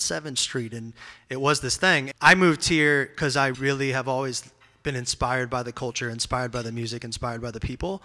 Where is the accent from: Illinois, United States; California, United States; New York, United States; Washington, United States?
Illinois, United States; Peoria; also born or lived in San Francisco, United States; now in Nashville, United States; I'm not from here. I'm from Peoria, Illinois, which is a tiny town in the middle of nowhere in Illinois